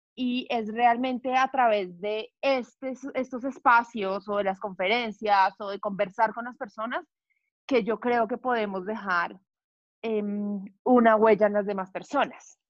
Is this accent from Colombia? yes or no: yes; Bogotá, Colombia; Nací en Bogotá, soy de familia paisa, pero pues yo soy bogotana.